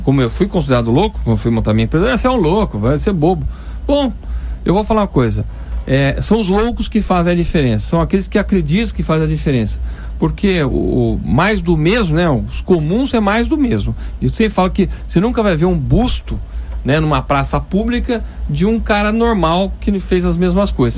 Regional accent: Brazil

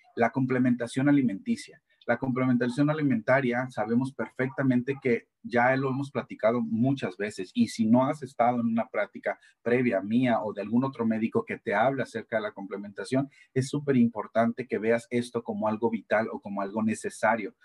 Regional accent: Mexico; nosotros como mexicanos

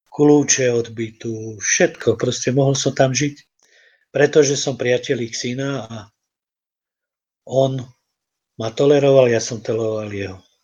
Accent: Banská Bystrica, Banská Bystrica Region, Slovakia; Ja som z Banskej Bystrice

